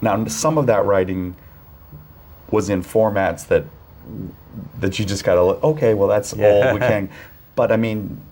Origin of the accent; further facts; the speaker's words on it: San Diego, California, United States; I grew up in San Diego.